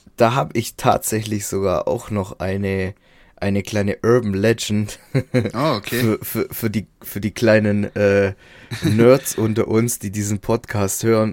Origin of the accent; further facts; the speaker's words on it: Baden-Württemberg, Germany; Bei uns in Baden-Württemberg